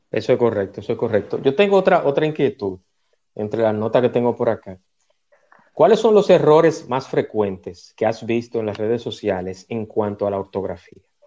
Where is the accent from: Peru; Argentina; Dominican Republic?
Dominican Republic; mi país, porque soy dominicano